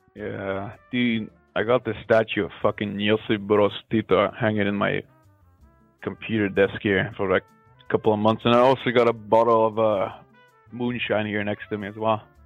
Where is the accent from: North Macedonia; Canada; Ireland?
North Macedonia; I am calling from Macedonia